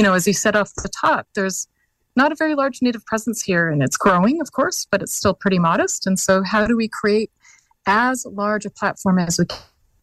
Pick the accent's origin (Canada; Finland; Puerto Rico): Canada; Carcross, Yukon; even where I'm from, we're from Carcross